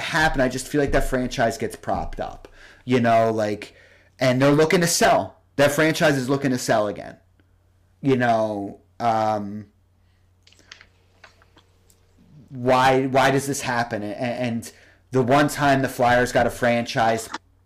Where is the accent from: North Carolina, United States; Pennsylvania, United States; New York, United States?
Pennsylvania, United States; Philadelphia; as a Philadelphian